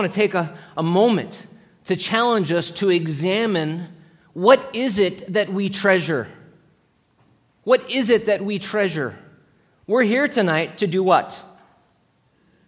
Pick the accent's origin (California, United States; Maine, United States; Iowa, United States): California, United States; Los Angeles; growing up in Los Angeles as a young boy